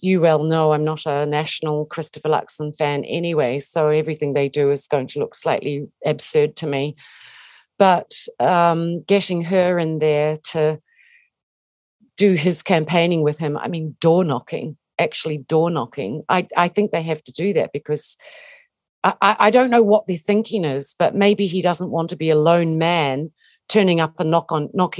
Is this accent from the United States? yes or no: no; New Zealand; I'm a Kiwi. We grew up, you know, if you grow up in New Zealand, you have an affection for Maori